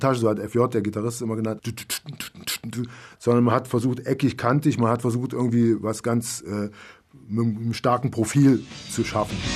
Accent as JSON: {"language": "German", "region": "West Germany", "country": "Germany", "lives_now": "Berlin, Germany", "said": "Ich komme ja auch aus Westdeutschland, hab, bin, bin nach Berlin gezogen."}